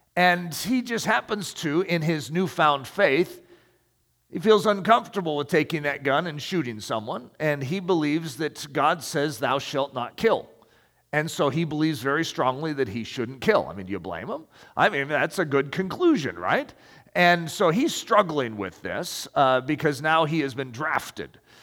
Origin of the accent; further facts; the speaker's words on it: United States; as American